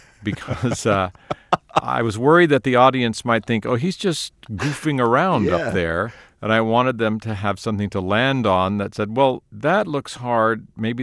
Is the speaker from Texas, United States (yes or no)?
yes; Texas, United States; born there; I have Irish and Scottish and English roots, and I was born in Texas.